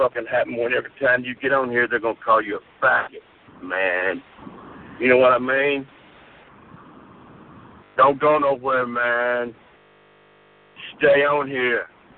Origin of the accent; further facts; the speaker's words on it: Mississippi, United States; I'm from Mississippi, and I've been waiting.